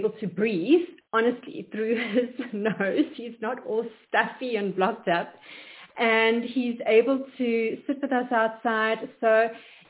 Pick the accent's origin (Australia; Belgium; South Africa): South Africa; moved away as an adult; now in Atlanta, United States; we come from South Africa